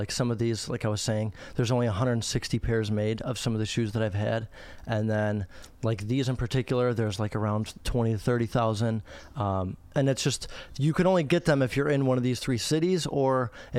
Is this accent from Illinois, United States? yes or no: yes; Chicago, Illinois, United States; So I'm 19 years old. I grew up in Chicago. I'm from Chicago.